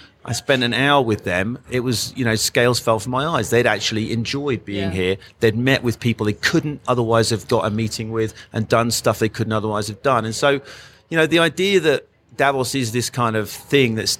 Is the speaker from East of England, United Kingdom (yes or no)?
yes; Great Yarmouth, East of England, United Kingdom; now in France; the people I grew up with in Great Yarmouth